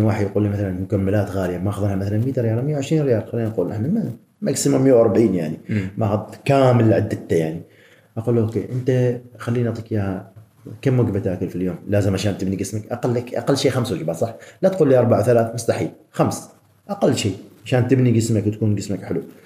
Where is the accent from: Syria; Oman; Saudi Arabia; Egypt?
Oman; احنا عمانيين